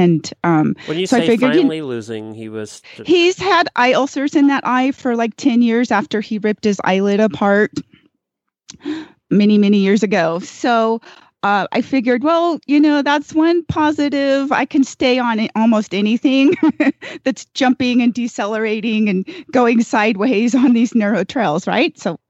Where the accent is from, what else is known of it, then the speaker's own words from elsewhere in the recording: Gardnerville, Nevada, United States; with … from Gardnerville, Nevada